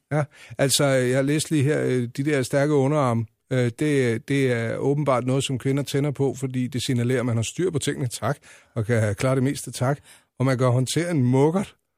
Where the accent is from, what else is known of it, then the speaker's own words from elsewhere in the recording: Lejre, Zealand, Denmark; Jeg er jo øh, fra Lejre, så er jeg vokset op ude ved Savnlandet.